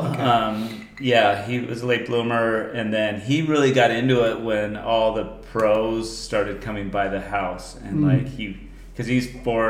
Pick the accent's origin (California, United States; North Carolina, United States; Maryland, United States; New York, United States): California, United States; Solana Beach; also born or lived in Leucadia, California; we moved from Leucadia to Solana Beach.